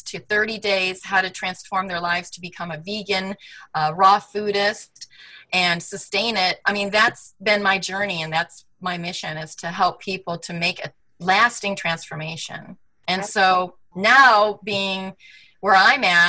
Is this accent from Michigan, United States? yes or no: yes; Michigan, United States; also born or lived in Manhattan, New York; now in California, United States; I'm a girl from the Midwest. I grew up in Michigan